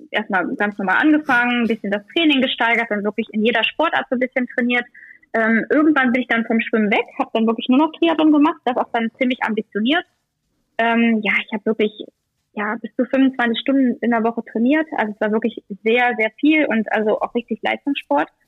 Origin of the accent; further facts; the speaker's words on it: Germany; Ich bin in Deutschland geboren.